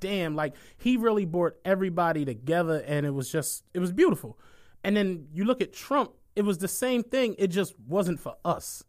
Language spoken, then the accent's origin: English; Philadelphia, Pennsylvania, United States; I'm really from Philly